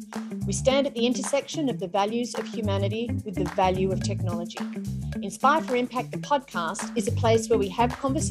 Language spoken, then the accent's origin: English; Newcastle, North East England, United Kingdom; So I'm so excited to be actually having a podcast with somebody from my hometown, which is Newcastle.